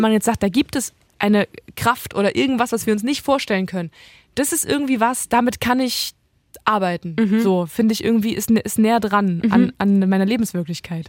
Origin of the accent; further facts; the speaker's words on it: Halle, Saxony-Anhalt, Germany; Ich bin ja gebürtige Hallenserin.